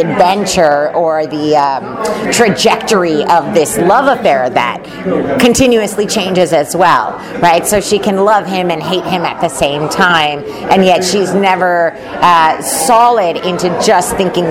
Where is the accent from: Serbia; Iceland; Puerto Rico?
Puerto Rico; moved away as an adult; now in Los Angeles, United States; I'm originally from Puerto Rico. I moved to California to go to USC to get my MFA in acting